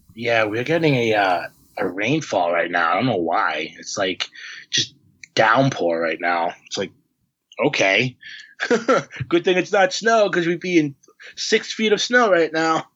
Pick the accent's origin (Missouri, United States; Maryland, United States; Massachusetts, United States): Massachusetts, United States; Harvard; I'm from Massachusetts, I'm like I'm from Harvard, and I get a lot of like, oh, you you um from the the Harvard University? I'm like, no, I'm from the town.